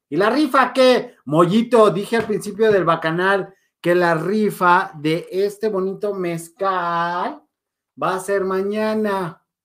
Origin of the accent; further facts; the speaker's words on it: Mexico; como buen mexicano